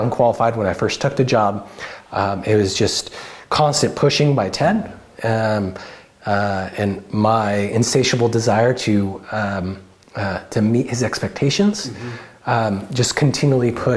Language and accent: English; Salem, Oregon, United States; moved away as an adult; also born or lived in Occidental, California; I grew up in South Salem in the suburbs